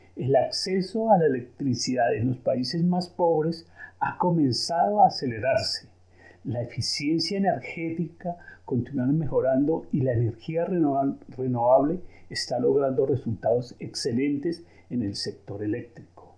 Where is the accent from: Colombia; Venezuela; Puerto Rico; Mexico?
Colombia; also born or lived in Switzerland; now in Geneva, Switzerland; Soy de origen colombiano y nacionalizado suizo.